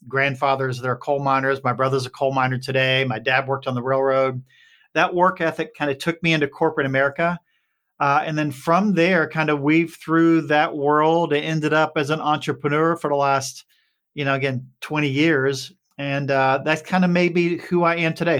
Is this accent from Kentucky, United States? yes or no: yes; Appalachia, Kentucky, United States; I grew up on a holler in Kentucky